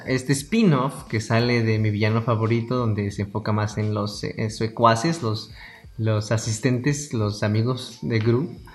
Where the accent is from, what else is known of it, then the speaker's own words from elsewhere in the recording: Mexico; somos mexicanos